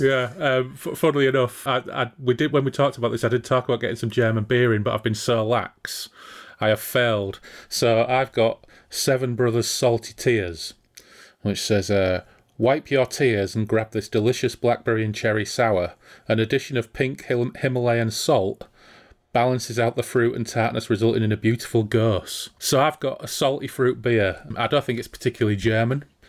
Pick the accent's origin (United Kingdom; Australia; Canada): United Kingdom; Hull, Yorkshire and the Humber; growing up in Hull